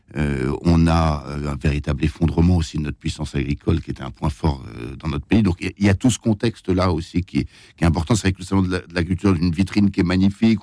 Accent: Pays de Bray, Normandy, France; je suis normand du pays de Bray

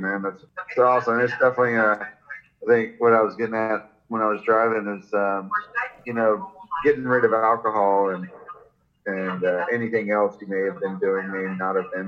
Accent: Jacksonville, Florida, United States; I grew up in Florida, uh, Jacksonville, Florida

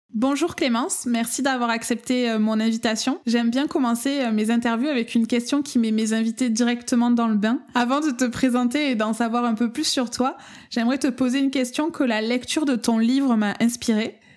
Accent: France; accent: accent chantant (sing-song accent)

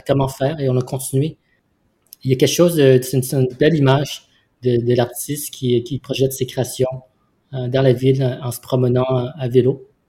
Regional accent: Vietnam; now in Montreal, Canada; je suis né au Vietnam. Et Montréal, c'est ma ville d'accueil

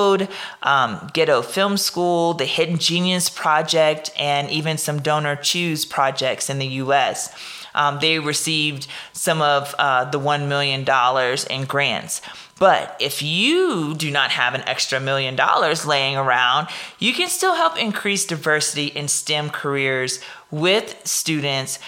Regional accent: Louisiana, United States; accent: Louisiana; my Louisiana accent

